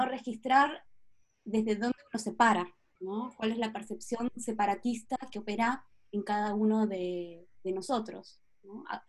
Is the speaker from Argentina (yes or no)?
yes; Patagonia, Argentina; moved away; also born or lived in Buenos Aires, Argentina; Nací y crecí en Patagonia, Argentina